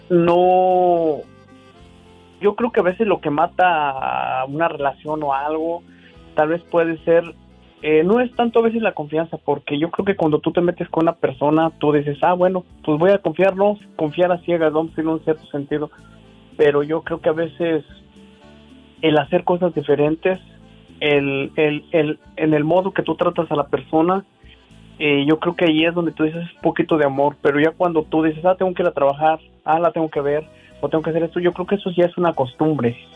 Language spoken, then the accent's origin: Spanish; Guanajuato, Mexico; soy originario de Guanajuato, Diva.